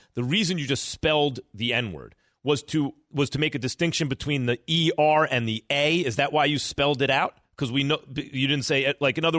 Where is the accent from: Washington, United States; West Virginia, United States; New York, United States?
New York, United States; I grew up in New York. Yeah, I got called that all my life.